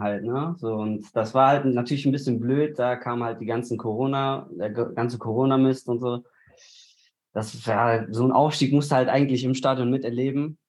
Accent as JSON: {"language": "German", "town": "Bochum", "region": "North Rhine-Westphalia", "country": "Germany", "tie": "born or raised there", "moved": "as an adult", "lives_now": "Cologne, Germany", "said": "ich bin in Bochum aufgewachsen"}